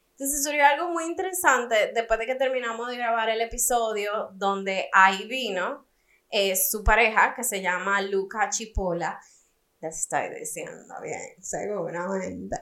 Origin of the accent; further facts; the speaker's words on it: Dominican Republic; also born or lived in United States; me siento demasiado dominicana